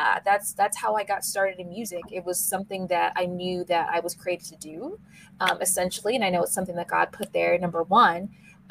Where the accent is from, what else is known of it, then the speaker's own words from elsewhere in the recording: Seattle, Washington, United States; my hometown of Seattle, Washington